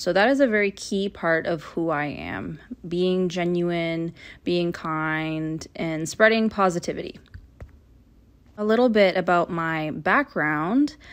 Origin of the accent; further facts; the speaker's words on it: Toronto, Ontario, Canada; born and raised in Toronto, Canada